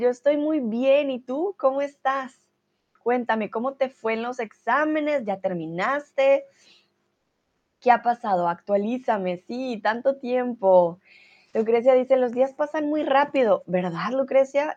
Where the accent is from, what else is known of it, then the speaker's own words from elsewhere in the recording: Colombia; now in Germany; Soy de Colombia, pero vivo en Alemania